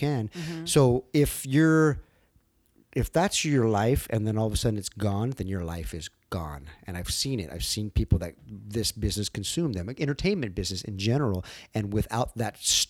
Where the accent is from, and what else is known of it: Los Angeles, California, United States; born or raised there; also born or lived in El Paso, Texas